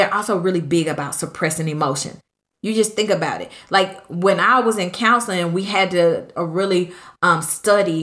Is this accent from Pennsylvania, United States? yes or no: no; California, United States; I'm from California. Originally